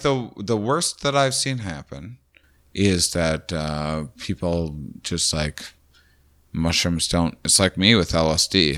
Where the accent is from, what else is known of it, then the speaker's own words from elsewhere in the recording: Midwest, United States; we're all from the Midwest